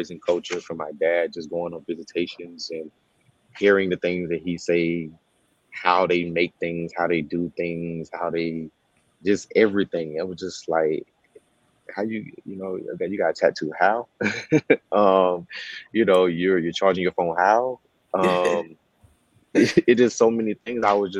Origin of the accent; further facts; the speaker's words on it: the South, United States; one, I'm from the South, and I also just say that it's something interesting about Southern people. There are some good things and bad things about just Southern people in general.